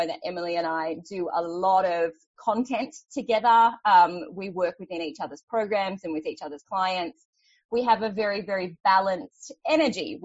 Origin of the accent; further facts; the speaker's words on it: Australia; I am Australian. I do live in Australia.